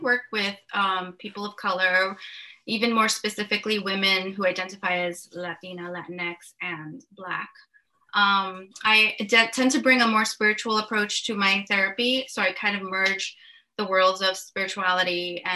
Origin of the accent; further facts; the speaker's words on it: New York City, New York, United States; moved away as an adult; now in New Jersey, United States; I actually grew up in New York City in Uptown Manhattan